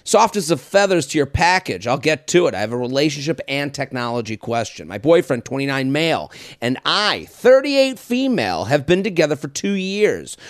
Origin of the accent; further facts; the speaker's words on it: Needham, Massachusetts, United States; moved away; my hometown of Needham, Massachusetts